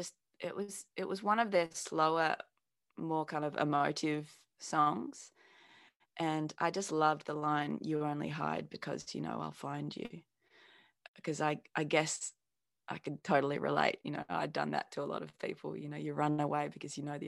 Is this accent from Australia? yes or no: yes; Australia; accent: Australian; I was inspired by Paul's Australian accent. It's not crazy strong like mine ended up being